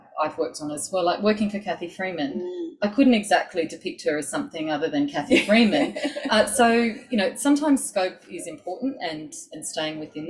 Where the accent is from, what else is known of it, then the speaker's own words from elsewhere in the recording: Sydney, New South Wales, Australia; I grew up in Sydney on Darug country.